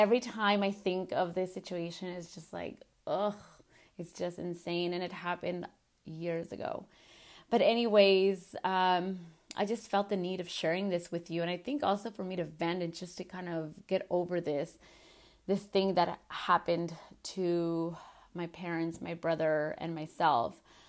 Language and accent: English; California, United States; as a little girl, growing up in California and not being able to see my grandmothers and my grandpa because they couldn't unfortunately cross over, it sucked